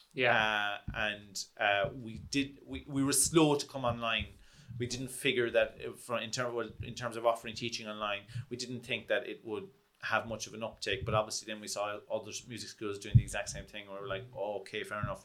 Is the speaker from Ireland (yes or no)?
yes; Kerry, Munster, Ireland; also born or lived in London; I'm from Kerry